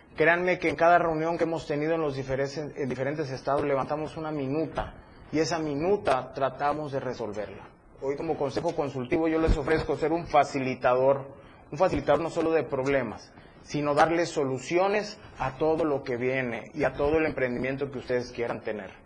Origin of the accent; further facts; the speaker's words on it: Chiapas, Mexico; yo soy chiapaneco, entonces me interesa mucho voltear a mi estado